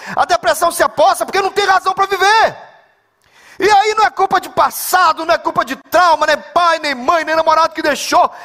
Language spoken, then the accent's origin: Portuguese; Belém, Pará, Brazil; moved away; also born or lived in Southeast Brazil; eu sou de Belém do Pará